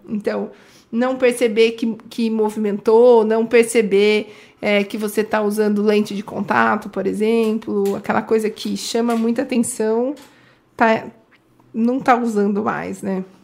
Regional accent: Indaiatuba, São Paulo, Brazil; eu sou de Indaiatuba há muitos anos

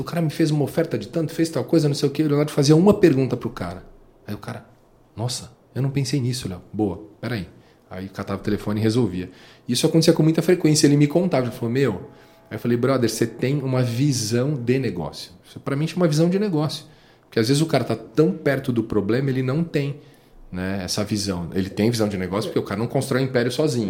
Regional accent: São Paulo, Brazil; a gente é de São Paulo, periferia de São Paulo, Pirituba. É, nós nascemos

